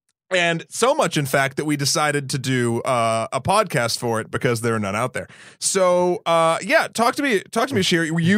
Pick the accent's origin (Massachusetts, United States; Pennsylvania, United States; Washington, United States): Massachusetts, United States; born there; also born or lived in New Hampshire; now in New York City, United States; Well, I was born in Massachusetts, moved to New Hampshire.